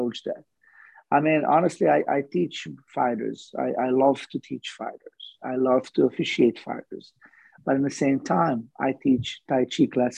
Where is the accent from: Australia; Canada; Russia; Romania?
Romania; born or raised there; moved away